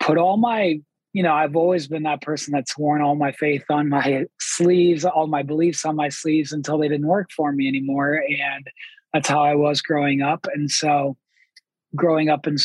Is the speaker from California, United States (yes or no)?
no; Columbus, Ohio, United States; I'm from Columbus, Ohio